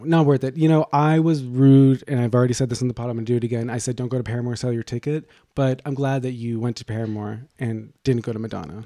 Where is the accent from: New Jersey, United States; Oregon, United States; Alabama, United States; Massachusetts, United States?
Massachusetts, United States; Boston; moved away